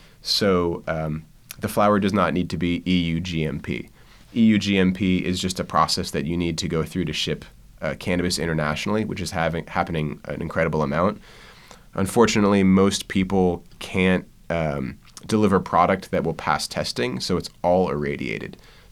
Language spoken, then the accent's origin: English; East Coast, United States; I think, a little bit easier because I came from the East Coast.